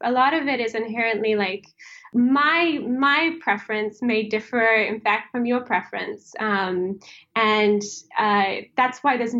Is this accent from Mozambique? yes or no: yes; Mozambique; also born or lived in South Africa / Lesotho / Swaziland / Kenya; I grew up in Africa, mostly in Southern Africa. So I grew up in Mozambique, South Africa, Lesotho, Swaziland, Kenya.